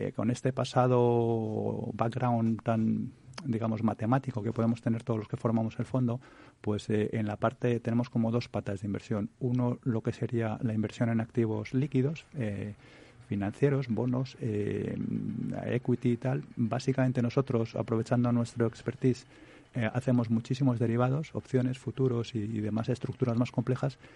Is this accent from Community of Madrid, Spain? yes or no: yes; Madrid, Community of Madrid, Spain; moved away as an adult; now in Switzerland; yo primero soy español, eh, de hecho muy madrileño, y, y, aunque llevo ya más de 10 años en Suiza